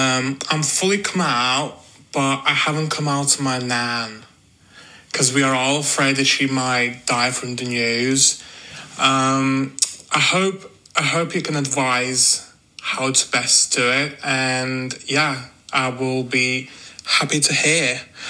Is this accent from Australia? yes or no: no; Latvia; I'm from Latvia.